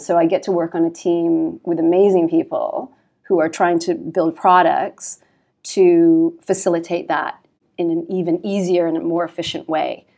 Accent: Canada; moved away as an adult; now in London, United Kingdom; I'm Canadian, and, um, I started my career in Canada

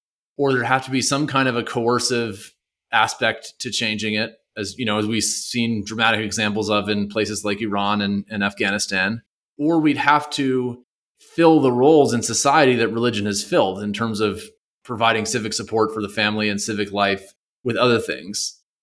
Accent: Canada; So I'm a Canadian. I moved here being kind of like pretty convinced by the, you know, public schools only kind of model.

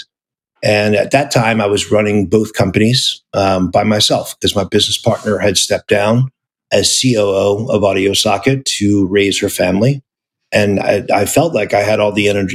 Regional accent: New Orleans, Louisiana, United States; moved away as an adult; also born or lived in Seattle; being from New Orleans

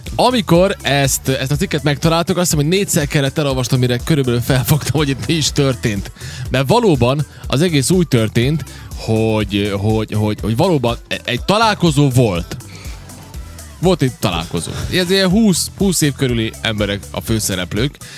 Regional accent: Subotica, Vojvodina, Serbia; aki különben szabadkai vagyok

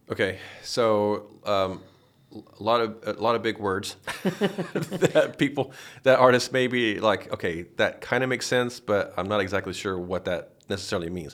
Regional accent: Paducah, Kentucky, United States; I'm from Paducah, which is Western

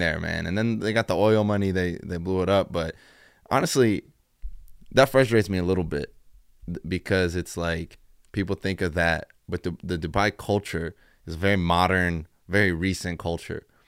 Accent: Dayton, Ohio, United States; now in Chicago, United States; I'm originally from Dayton, Ohio.

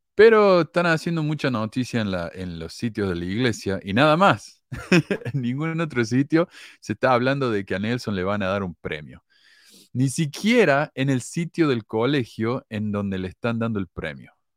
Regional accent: Córdoba, Argentina; accent: cordobés; yo nací en Argentina donde todo el mundo es católico, yo me crié católico

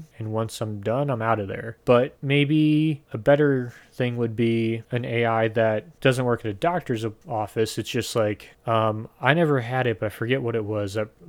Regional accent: Midwest, United States; I'm from the Midwest.

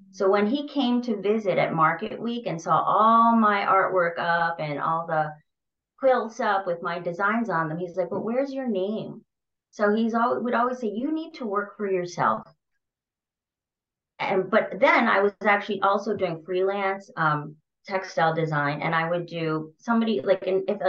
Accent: Massachusetts, United States; moved away as an adult; also born or lived in New York City; now in Hoboken, United States; because I came from Massachusetts, which is more rural, to New York.

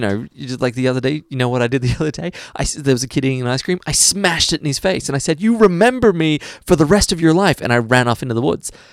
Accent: Australia; as an Australian

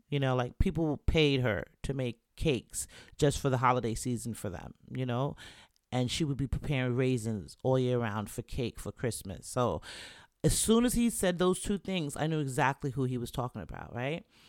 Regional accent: New York, United States; moved away; also born or lived in Jamaica / Florida / Virginia; I'm from New York

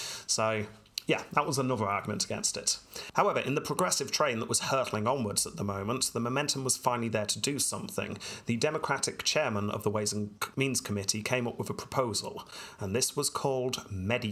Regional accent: United Kingdom; being British here

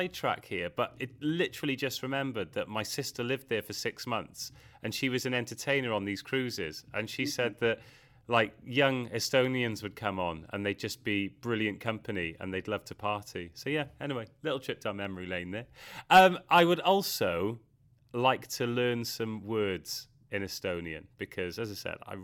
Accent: Wales, United Kingdom; I'm from Wales, and we say Yachida, so good health, cheers

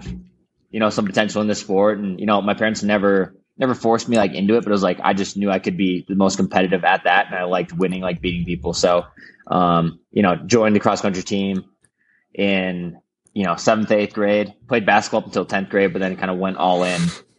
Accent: Foley, Minnesota, United States; I grew up in Foley, Minnesota, small, 2,500 people, central Minnesota near St. Cloud.

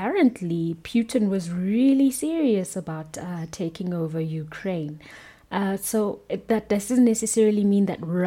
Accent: South Africa; being a South African

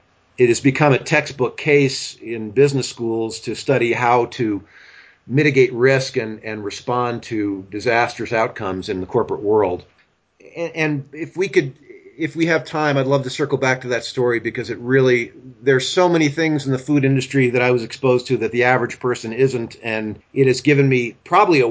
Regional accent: Pennsylvania, United States; also born or lived in Four Corners region, Colorado; now in Colorado, United States; I grew up in Pennsylvania on the good end of the state, not your end of the state

